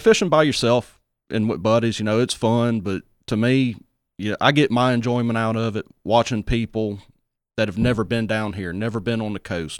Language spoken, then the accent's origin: English; St. Martin, Mississippi, United States; I grew up in the St. Martin area.